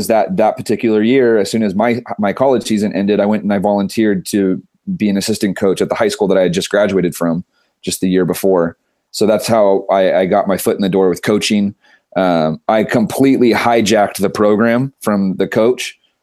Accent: Santa Maria, California, United States; I grew up in Santa Maria, California

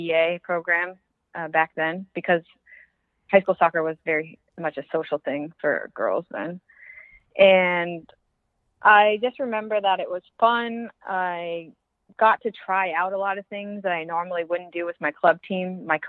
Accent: Northeast, United States; I could talk fast. I'm from the Northeast, so I can talk fast.

